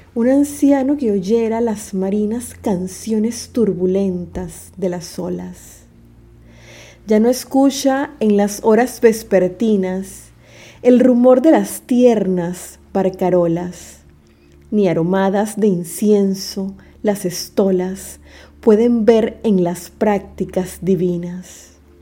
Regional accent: Panama; nuestra identidad como panameños

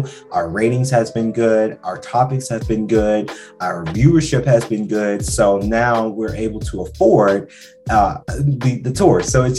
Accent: Macon, Georgia, United States; now in Atlanta, United States; Now, we are living in Atlanta, and you guys know I'm originally from Macon, Georgia. I like to say I'm from Atlanta because Atlanta changed my life

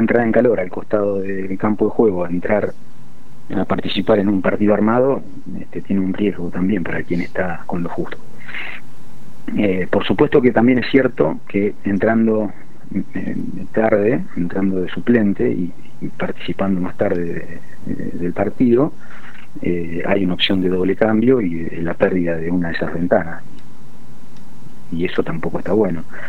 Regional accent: Argentina; now in United Arab Emirates

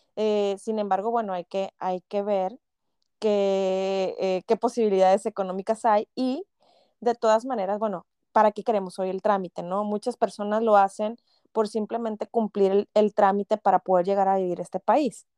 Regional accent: Mexico; moved away as an adult; now in Canada; a nosotros como mexicanos

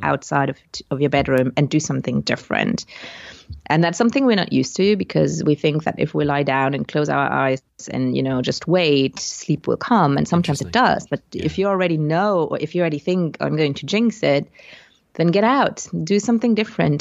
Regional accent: Luxembourg; English is a second language; also born or lived in United Kingdom; came back to my home country, which is Luxembourg in Europe, to become an English teacher

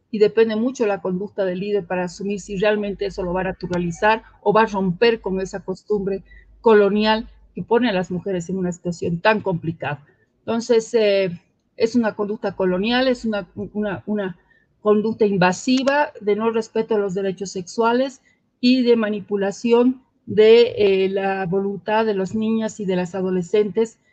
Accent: Cochabamba, Bolivia; quienes somos de Cochabamba

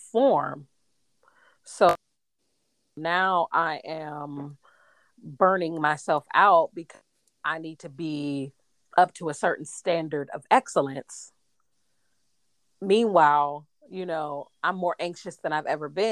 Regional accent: United States; I'm an American, so I'm from America

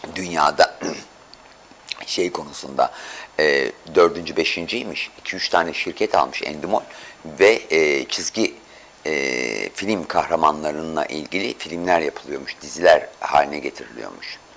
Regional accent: Istanbul, Turkey; ben çocukken Samatyalıyım ben.

